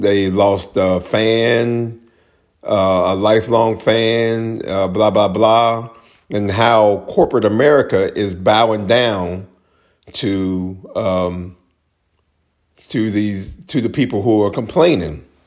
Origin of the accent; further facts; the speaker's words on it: Maryland, United States; my home state of Maryland